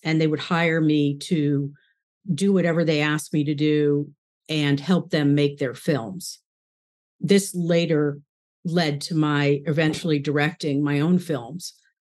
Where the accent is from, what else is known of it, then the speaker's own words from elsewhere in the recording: New York City, New York, United States; I was born in New York, just outside, first born in New York City, and then my parents moved outside of the city.